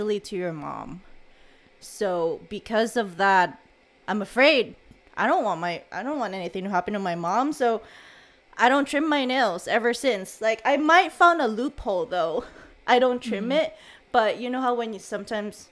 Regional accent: Visayas, Philippines; I'm from Visayas

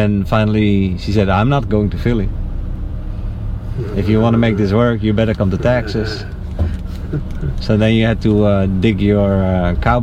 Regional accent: North Brabant, Netherlands; moved away as an adult; also born or lived in The Hague, Netherlands; I'm from Brabant. The North Brabant, which is the province where my parents live currently

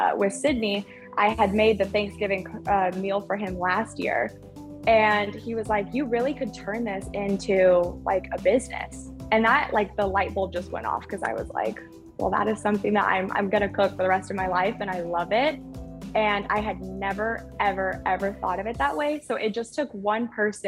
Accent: Oklahoma, United States; I grew up in Oklahoma

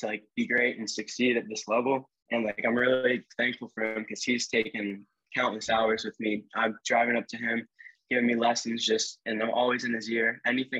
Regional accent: Ohio, United States; We're the kids from Ohio

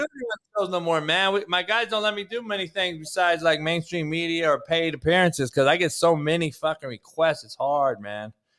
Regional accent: Compton, California, United States; I grew up in Compton

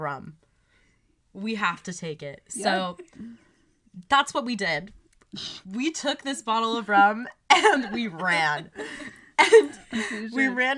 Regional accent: Laguna Beach, California, United States; moved away; growing up in Laguna

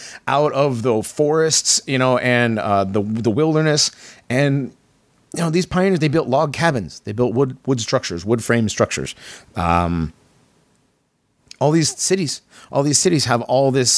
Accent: Connecticut, United States; I grew up in Connecticut and going in New York and going back and forth between those two.

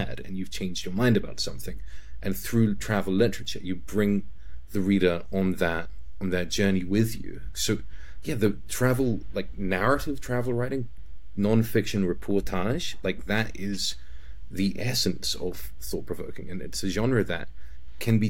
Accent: New Zealand; moved away as an adult; also born or lived in China / Spain / Hungary / United Kingdom; now in Poland; As a Kiwi

